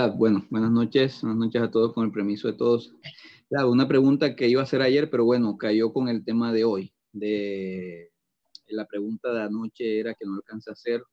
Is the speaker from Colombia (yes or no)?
yes; Atlantic coast of Colombia, Caribbean Region, Colombia; de la región de donde yo vengo, en Colombia, que es en la costa atlántica